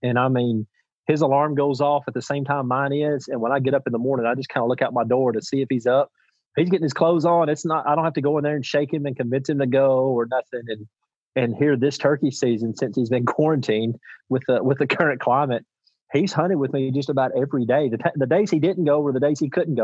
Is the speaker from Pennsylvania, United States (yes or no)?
no; Union City, Tennessee, United States; I was born in Union City, Tennessee. I currently live in Union City, Tennessee, and I hope I die in Union City, Tennessee. I mean, this is my hometown